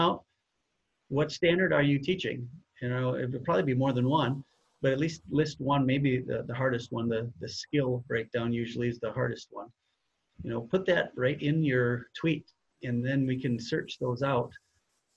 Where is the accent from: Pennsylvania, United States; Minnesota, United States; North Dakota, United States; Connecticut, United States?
Minnesota, United States; we're both from Minnesota and teach there